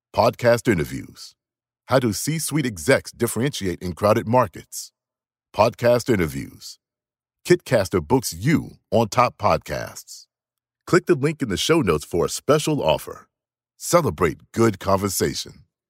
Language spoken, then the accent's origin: English; United States; an American citizen